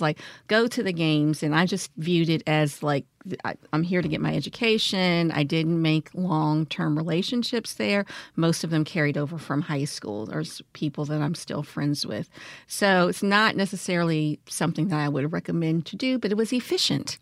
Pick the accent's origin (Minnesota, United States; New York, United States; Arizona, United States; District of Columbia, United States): District of Columbia, United States; Washington; now in Jackson, United States; I grew up in Washington, D C, um, during, I would say, the era of Marion Barrie